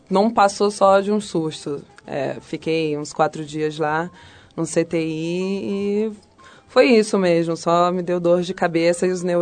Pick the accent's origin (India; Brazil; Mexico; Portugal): Mexico; Eu sou mexicana, mas o pai do meu pai é francês, e francês com inglês.